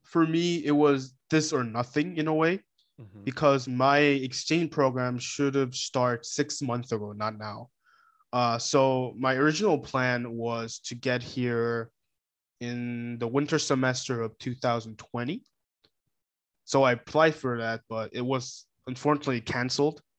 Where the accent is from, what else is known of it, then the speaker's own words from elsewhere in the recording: South Korea; moved away as an adult; now in Hamburg, Germany; I'm from South Korea